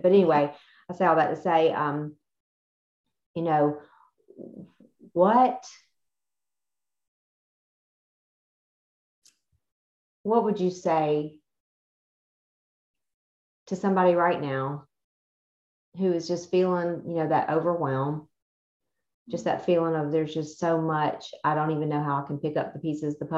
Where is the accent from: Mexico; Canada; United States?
United States; the South; where we're raised and how we were raised in the South